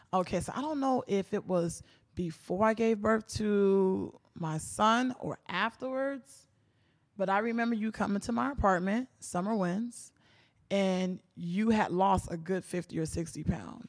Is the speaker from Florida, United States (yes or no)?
yes; Miami, Florida, United States; born and raised in Miami, Florida